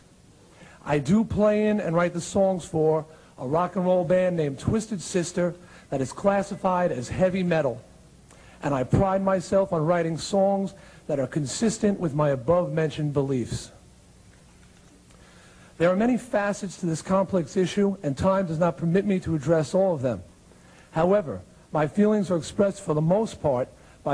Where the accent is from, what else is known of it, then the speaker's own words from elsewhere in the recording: Long Island, New York, United States; my hometown newspaper on Long Island